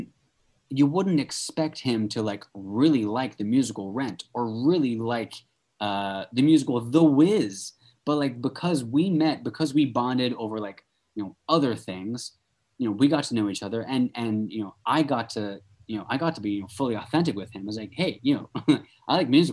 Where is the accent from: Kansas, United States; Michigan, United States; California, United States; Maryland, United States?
Kansas, United States; Wichita; also born or lived in England; I was born in England, mm-hmm. and then we moved to Kansas, to Wichita, Kansas.